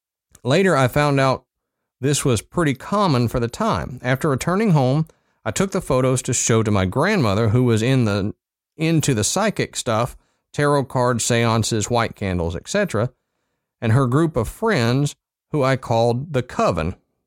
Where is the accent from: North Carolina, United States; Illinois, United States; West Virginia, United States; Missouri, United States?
West Virginia, United States; I'm sure you'll be disappointed that considering I'm from West Virginia, more didn't happen.